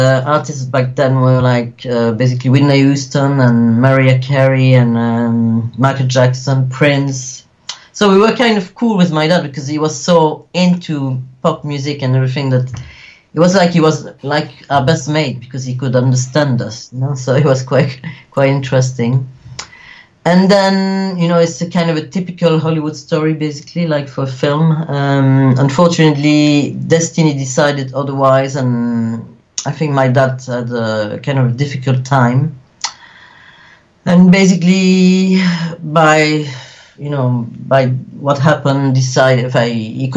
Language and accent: English; Wallonia, Belgium; also born or lived in Sicily (ancestry); I was born in the French-speaking part of Belgium, which is called Wallonia